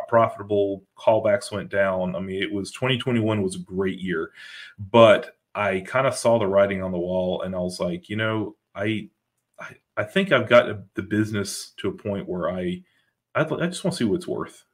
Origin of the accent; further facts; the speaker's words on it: Greensboro, North Carolina, United States; moved away as an adult; now in North Carolina coast, United States; I moved away from my home of 43 years, born and raised in Greensboro